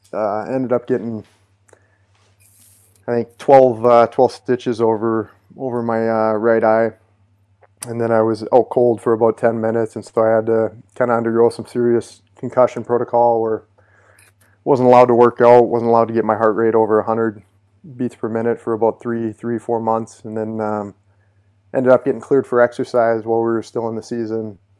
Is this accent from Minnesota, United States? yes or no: yes; Monticello, Minnesota, United States; I grew up in Minnesota. On a small little farm town called Monticello, and we had about 50 acres, a little bit of some horses.